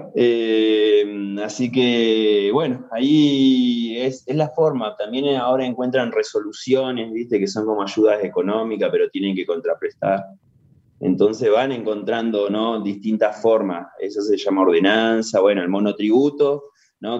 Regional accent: Junín de los Andes, Neuquén, Argentina; Yo soy de Junín de los Andes

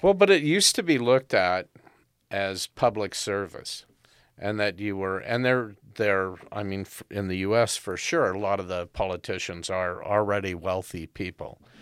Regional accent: United States; now in Canada; I'm an American by birth, but, uh, Canadian by choice

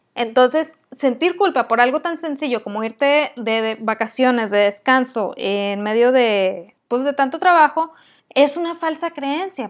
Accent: Mexico; soy muy mala mexicana

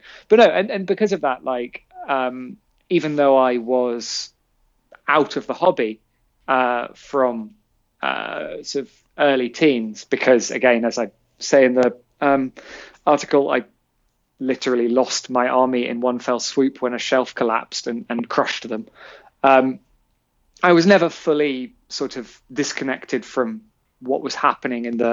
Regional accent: London, United Kingdom; I grew up in Shepherd's Bush

